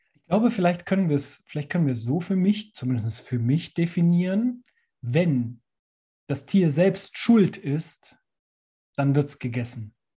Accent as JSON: {"language": "German", "area": "Allgäu", "region": "Bavaria", "country": "Germany", "tie": "born or raised there", "said": "ich bin ja im Allgäu aufgewachsen"}